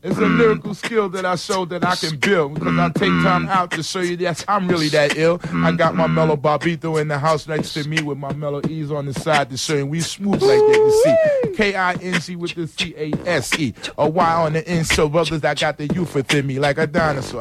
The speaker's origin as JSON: {"language": "English", "town": "New York City", "region": "New York", "country": "United States", "tie": "born or raised there", "also_born_or_lived": "Harlem", "said": "when I was a kid growing up in the Bronx"}